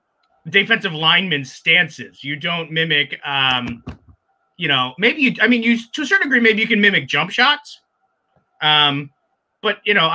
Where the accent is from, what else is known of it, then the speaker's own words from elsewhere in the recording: Northeast, United States; maybe that's because I'm from the Northeast